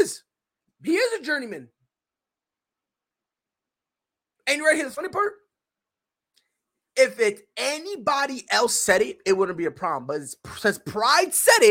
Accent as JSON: {"language": "English", "region": "Connecticut", "country": "United States", "said": "I'm from Connecticut"}